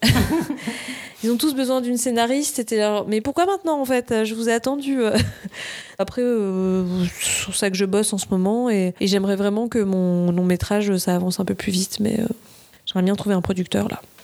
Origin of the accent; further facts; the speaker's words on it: Nice, Provence-Alpes-Côte d'Azur, France; now in Paris, France; là, je vis à Paris. Je viens de Nice à la base.